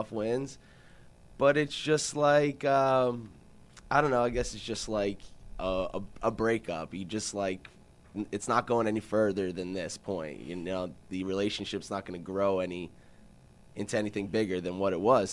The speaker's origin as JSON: {"language": "English", "area": "Jersey Shore", "region": "New Jersey", "country": "United States", "tie": "born or raised there", "also_born_or_lived": "West Virginia", "said": "I'm from the Jersey Shore, born and raised, haven't moved anywhere else"}